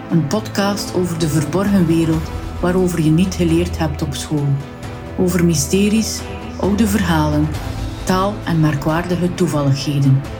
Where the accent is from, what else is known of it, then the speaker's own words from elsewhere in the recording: Flanders, Belgium; Als West-Vlaming moet ik nog eventjes verduidelijken dat ik hiermee niet het edelmetaal goud bedoel, maar wel hout vanuit een bos.